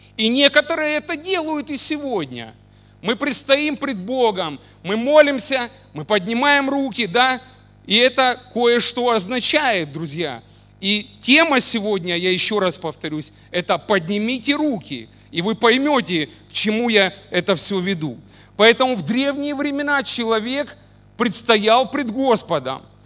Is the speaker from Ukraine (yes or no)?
yes; Mariupol, Donetsk Oblast, Ukraine; now in Oleksandriia, Ukraine; я родился не в Александрии, да, в городе Мариуполе